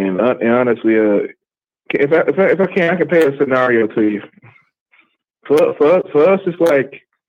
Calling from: Birmingham, Alabama, United States; in Birmingham, Alabama.

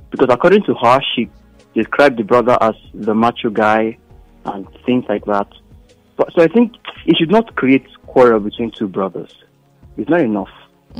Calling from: Ogun State, Nigeria; I'm calling from Ogun State.

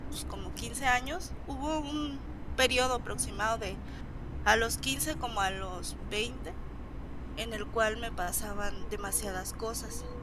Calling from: Michoacán, Mexico; De Michoacán.

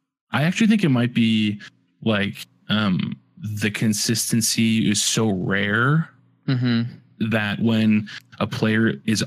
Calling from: Chicago, Illinois, United States; I am calling in from sunny Chicago.

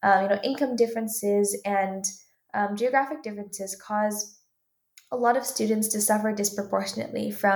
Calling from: Palo Alto, California, United States; I'm calling from Palo Alto, California

